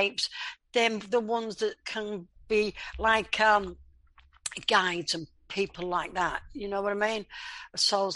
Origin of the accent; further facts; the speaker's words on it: Leeds, Yorkshire and the Humber, United Kingdom; I was born in England in a place called Leeds